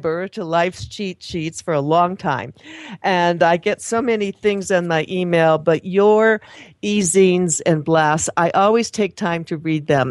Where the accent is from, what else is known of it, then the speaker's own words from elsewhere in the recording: Toledo area, Ohio, United States; I'm from that part of the country too